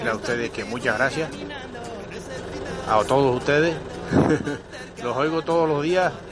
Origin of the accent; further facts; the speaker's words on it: Tenerife, Canary Islands, Spain; now in Lanzarote, Spain; le llamo desde Lanzarote, pero soy de Tenerife, llevo aquí desde el 89.